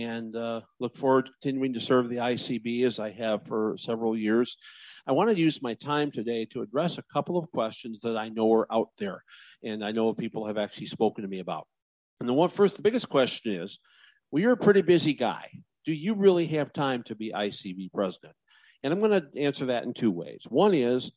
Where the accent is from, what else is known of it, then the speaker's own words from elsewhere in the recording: Illinois, United States; It's my home state.